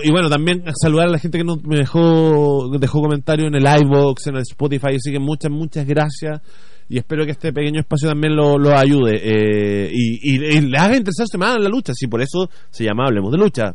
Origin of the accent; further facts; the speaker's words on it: Chile; a nosotros como chilenos